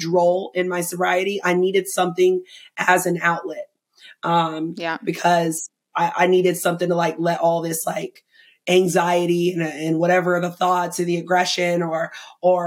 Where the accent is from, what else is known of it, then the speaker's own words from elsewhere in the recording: Asheville, North Carolina, United States; moved away; I lived in Asheville, North Carolina